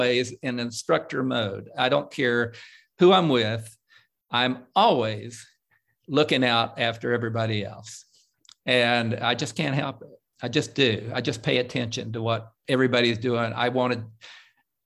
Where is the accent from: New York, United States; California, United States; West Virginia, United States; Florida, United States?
West Virginia, United States; Coalwood; moved away; my home state